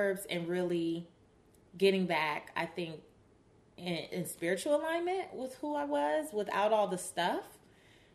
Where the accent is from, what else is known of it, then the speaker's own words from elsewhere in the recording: Los Angeles, California, United States; growing up in South Central Los Angeles